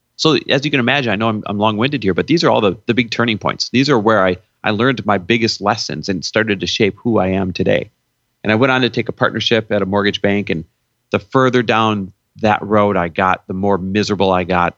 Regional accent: Midwest, United States; now in California, United States; I was born and raised in the Midwest

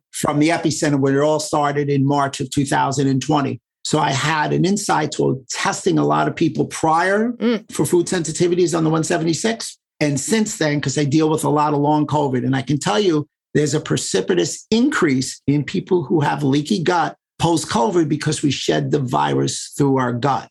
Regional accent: New York City, New York, United States; I grew up in New York City, so we were very diverse

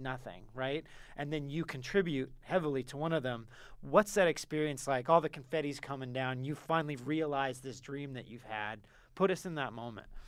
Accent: California, United States; moved away; I, I'm, I'm from California

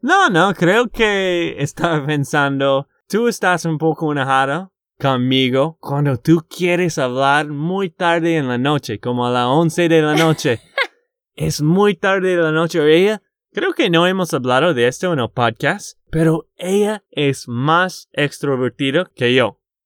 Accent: Texas, United States; de Texas, Estados Unidos

